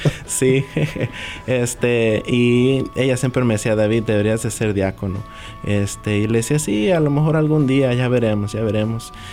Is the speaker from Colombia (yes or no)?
no; Santiago Papasquiaro, Durango, Mexico; now in United States; yo soy nacido aquí, en Estados Unidos, pero fui a la escuela allá a Santiago Papasquiaro